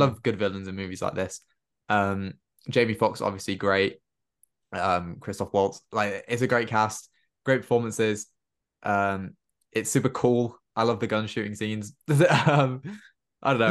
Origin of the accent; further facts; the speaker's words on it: Cardiff, Wales, United Kingdom; all in Wales and all in Cardiff, and I recognized places, and I was like, "This is great. This is my hometown."